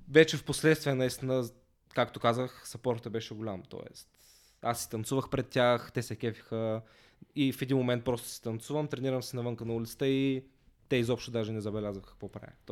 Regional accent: Basarbovo, Ruse Province, Bulgaria; по принцип съм от Русе, а, от едно малко селце до Русе, Басарбово. Там съм израснал, а, но като цяло в Русе съм учил, така че повечето ми време съм прекарал в Русе.

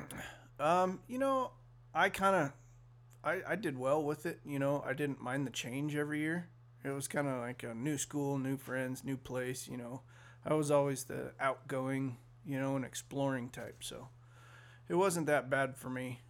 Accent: Sacramento, California, United States; I was born in Sacramento

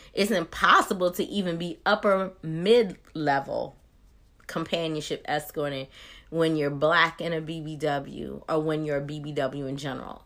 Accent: Maryland, United States; moved away as an adult; now in Georgia, United States; I'm originally from Maryland, but Georgia, where I've lived for the last decade

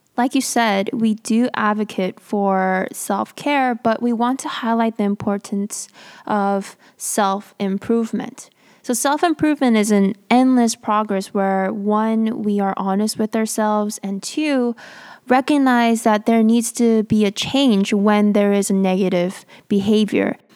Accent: United States; as a Korean American

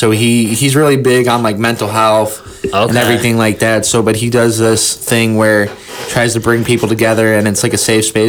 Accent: Cleveland, Ohio, United States; And then for I'm from Cleveland, so for the longest time, I was like blogging and like reviewing music on there.

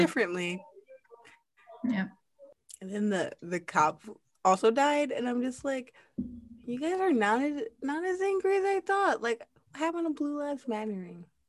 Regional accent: United States; moved away; I was a little bit embarrassed to be American

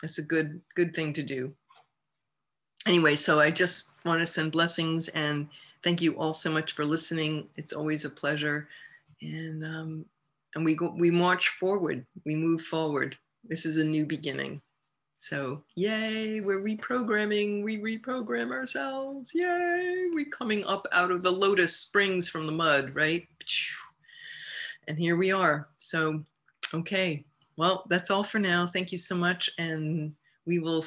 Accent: United States; the United States of America, my home country, my beloved country.

